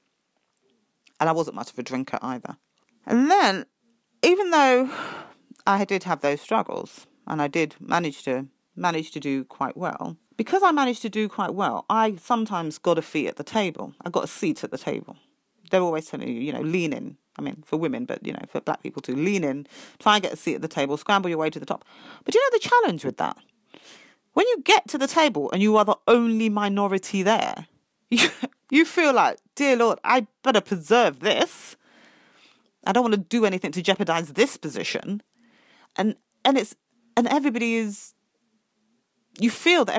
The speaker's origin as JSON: {"language": "English", "country": "United Kingdom", "said": "I was being very British"}